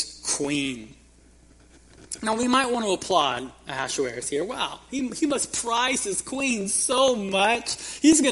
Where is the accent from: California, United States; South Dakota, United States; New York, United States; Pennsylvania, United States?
California, United States; Kingsburg; growing up in Kingsburg, there was this restaurant we'd go to as a family right by the railroad tracks